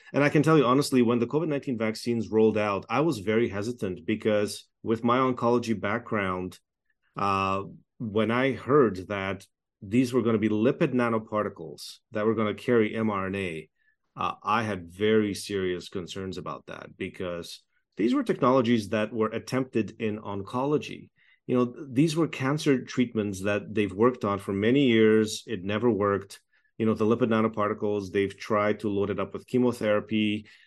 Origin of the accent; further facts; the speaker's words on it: Toronto, Ontario, Canada; moved away as an adult; also born or lived in Czechoslovakia / Montreal; now in Edmonton, Canada; I grew up uh, in communist Czechoslovakia. We fled communism through a United Nations refugee camp, uh, in nineteen eighty-eight, just before the Berlin Wall fell. I then grew up in Toronto